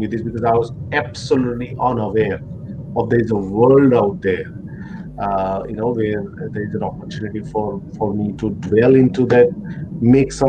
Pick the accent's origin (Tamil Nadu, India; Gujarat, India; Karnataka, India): Gujarat, India; moved away as an adult; now in Australia; being a Gujju, forget about Indian, I think Gujju